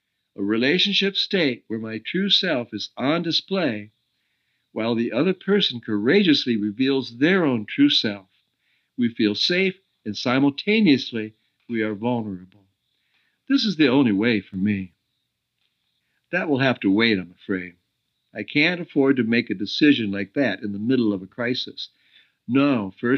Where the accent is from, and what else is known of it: United States; moved away as an adult; also born or lived in Oregon; now in Costa Rica